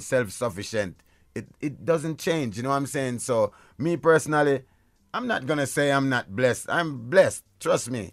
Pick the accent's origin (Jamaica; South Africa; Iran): Jamaica; where I'm from, I'm from Jamaica